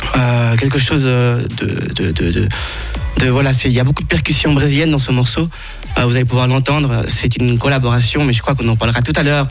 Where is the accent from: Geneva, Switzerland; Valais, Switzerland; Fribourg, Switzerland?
Geneva, Switzerland; also born or lived in Ecuador; j'ai grandi à Genève